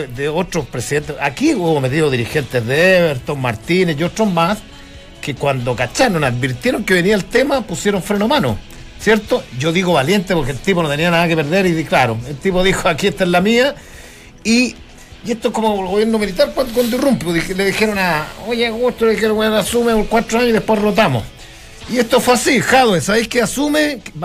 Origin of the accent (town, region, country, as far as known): Chile